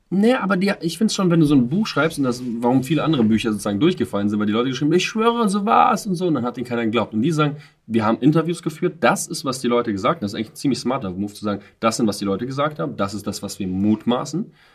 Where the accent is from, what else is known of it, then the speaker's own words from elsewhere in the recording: Russia; ich bin selber Russe